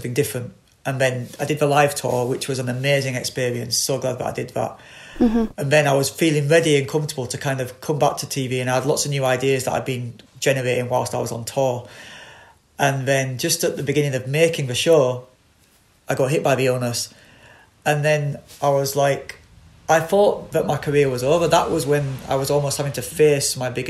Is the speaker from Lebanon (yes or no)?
no; Bradford, Yorkshire and the Humber, United Kingdom; I grew up on Delphill Estate in Bradford